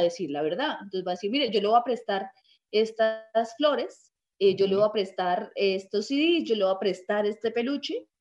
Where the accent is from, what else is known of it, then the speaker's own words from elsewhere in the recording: Colombia; yo soy colombiana